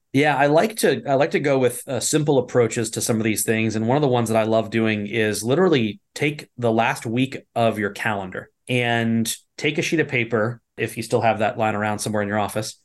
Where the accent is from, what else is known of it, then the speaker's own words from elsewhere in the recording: East Coast, United States; also born or lived in Virginia; I grew up on the East Coast